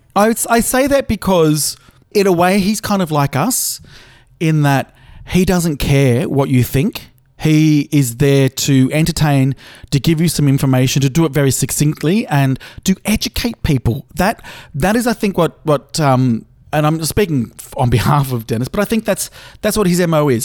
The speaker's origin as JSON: {"language": "English", "country": "Australia", "said": "I'm Australian"}